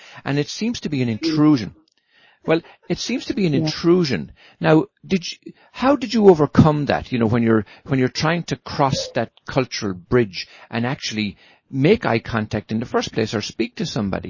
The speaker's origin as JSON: {"language": "English", "country": "Ireland", "tie": "born or raised there", "moved": "yes", "lives_now": "United States", "said": "coming from across the little pond in Ireland, that it's quite normal for everybody on the street, total strangers, to say hello to each other. It's just the way we're brought up"}